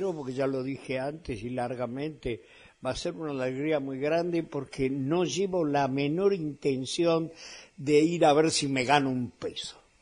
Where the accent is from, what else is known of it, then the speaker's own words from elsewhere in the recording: Argentina; also born or lived in Spain; yo tengo derecho a doble nacionalidad siendo argentino